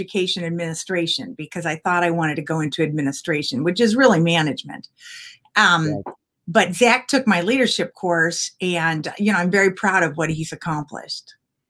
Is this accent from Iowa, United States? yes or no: yes; Iowa, United States; I am from Iowa. All of my education, high school, college, master's, PhD, everything's from Iowa. So I'm very much an Iowan. We live here out of choice.